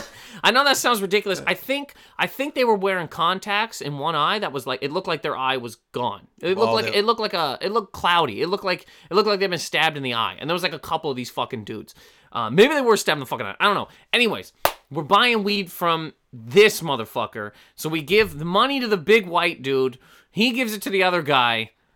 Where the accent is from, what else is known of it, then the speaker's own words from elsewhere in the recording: Canada; I thought I was getting kicked out of the country because I'm Canadian.